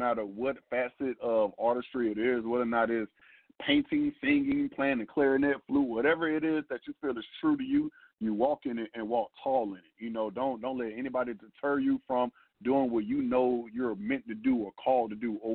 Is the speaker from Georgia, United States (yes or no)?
yes; Atlanta, Georgia, United States; went to high school, of course, here in Atlanta at Frederick Douglass High School